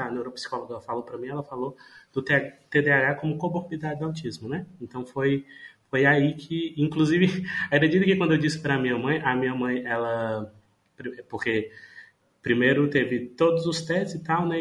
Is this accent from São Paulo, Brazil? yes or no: no; Paracuru, Ceará, Brazil; also born or lived in Fortaleza; eu estou morando é, em Paracuru, que é, uma, é a minha cidade natal